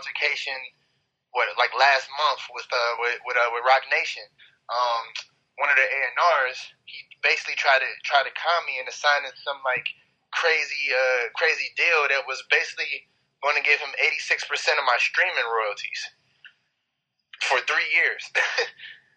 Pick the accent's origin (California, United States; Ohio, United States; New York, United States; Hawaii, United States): Ohio, United States; East Cleveland; also born or lived in Euclid, Ohio; I'm from East Cleveland.